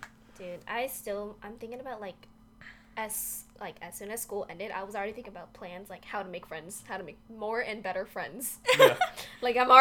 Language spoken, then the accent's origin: English; Charlotte, North Carolina, United States; I'm from Charlotte. I go to UNC Charlotte.